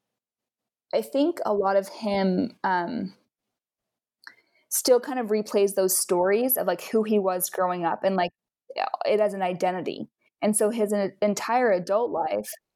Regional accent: Utah, United States; I'm originally from Utah, and I hiked and camped and stuff a bunch when I was growing up

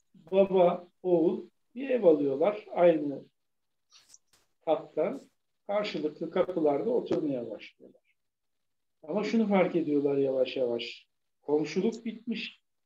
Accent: Bursa, Turkey; also born or lived in Istanbul; Bursa'da e, Hisar Mahallesi'nde doğdum büyüdüm.

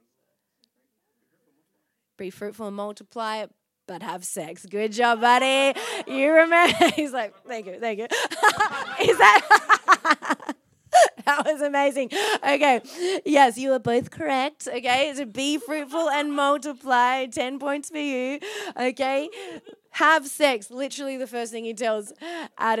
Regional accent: Byron Bay, New South Wales, Australia; now in Perth, Australia; Got thick skin growing up in Byron Bay

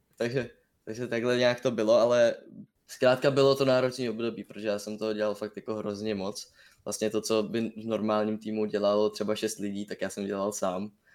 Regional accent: Brno, South Moravian Region, Czechia; jsem z Brna

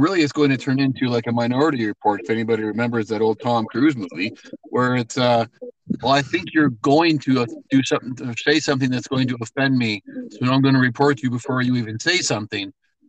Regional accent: Canada; We don't need to have a bunch of paperwork to prove that we're two Canadian dudes

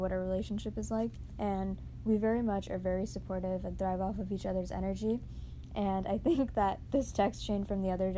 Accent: Northeast, United States; moved away; We're both from the Northeast

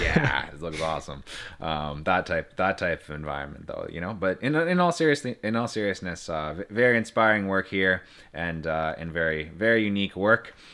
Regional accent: Timmins, Ontario, Canada; I come from the Great White North. I was, uh, raised in Timmins

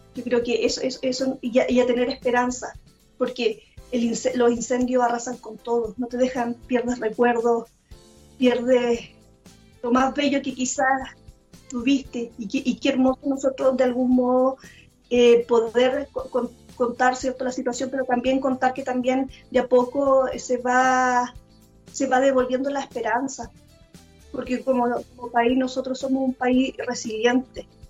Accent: Chile; a nosotros como, como, chilenos nos ha conmovido

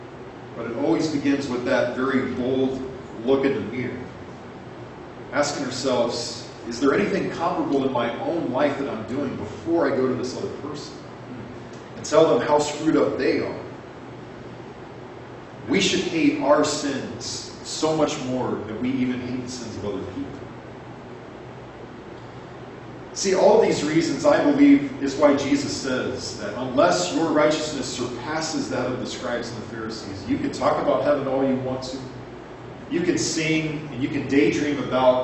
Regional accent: Arizona, United States; my hometown church

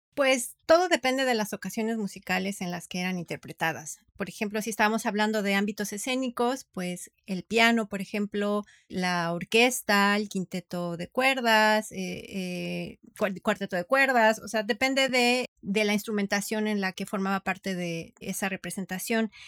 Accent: Mexico

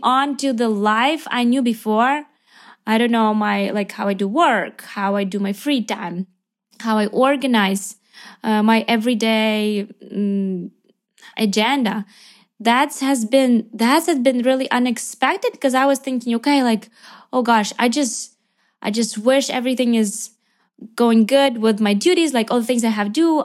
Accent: Ukraine; also born or lived in Lviv, Ukraine; I am from Ukraine

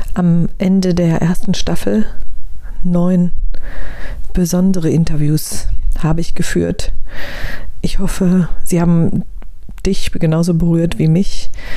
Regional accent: Germany; hier in unserem Land

